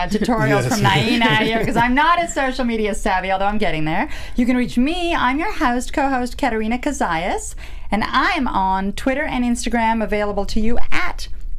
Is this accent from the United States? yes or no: no; Canada; I'm Canadian.